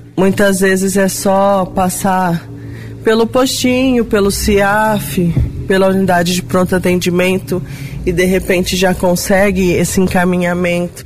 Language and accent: Portuguese; Brazil; enquanto brasileiro